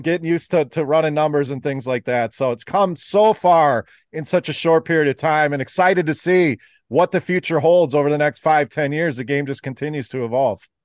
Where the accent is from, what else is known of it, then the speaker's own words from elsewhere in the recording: Wisconsin, United States; now in Michigan, United States; I, I actually live in the Michigan area, born and raised in Wisconsin, so still a cheesehead